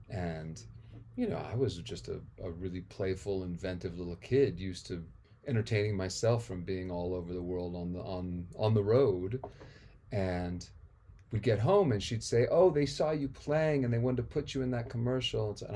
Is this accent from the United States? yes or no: no; India; also born or lived in Amsterdam, Netherlands / Nepal; I was born in Amsterdam because my folks had split America at the end of the 60s to go on their, you know, their journey, their odyssey to India. But I was I was part of that trip on the way.